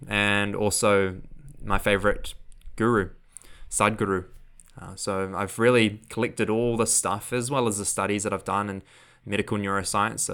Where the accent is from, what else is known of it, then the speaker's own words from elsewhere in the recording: Auckland, New Zealand; accent: New Zealand; also born or lived in Queenstown, New Zealand; which is in Auckland, so that's my hometown.